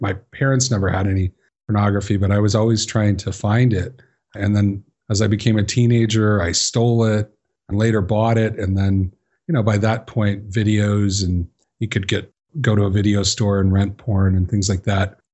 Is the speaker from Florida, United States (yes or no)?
no; Chicago, Illinois, United States; I grew up in Chicago